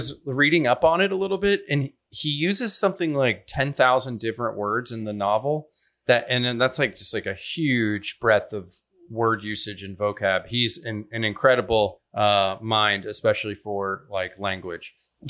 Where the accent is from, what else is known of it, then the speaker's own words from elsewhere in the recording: Cincinnati, Ohio, United States; also born or lived in Denver, Colorado; now in Seattle, United States; I grew up in Cincinnati, Ohio. Then I moved to Denver, Colorado. And after that, I moved to Seattle.